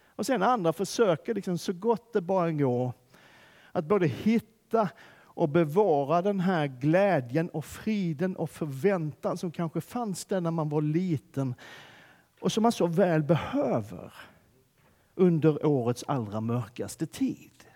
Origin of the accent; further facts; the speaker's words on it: Skåne, Sweden; moved away; Där jag kommer ifrån så har vi ingen vinter alls. Finns inte. Man, man lär sig inte i skolan i Skåne vad vinter är ens.